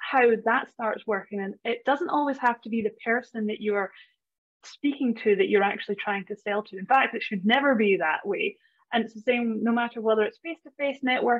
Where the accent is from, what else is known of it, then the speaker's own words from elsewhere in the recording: Scottish Highlands, Scotland, United Kingdom; moved away as an adult; now in Australia; I am Scottish. Yes, from the Highlands